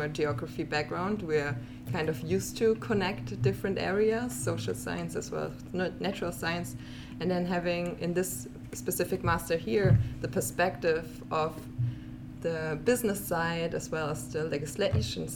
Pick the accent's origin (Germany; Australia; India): Germany; moved away; I'm from Germany